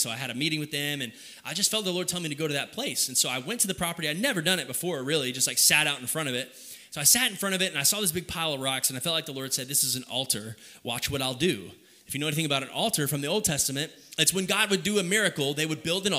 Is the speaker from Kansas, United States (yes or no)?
no; Kyle, Texas, United States; moved away as an adult; also born or lived in Oklahoma; Kyle, I would consider my hometown